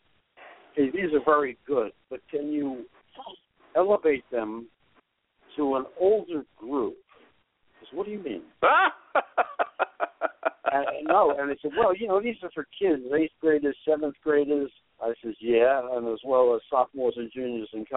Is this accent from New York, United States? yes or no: yes; New York City, New York, United States; I grew up in Brooklyn.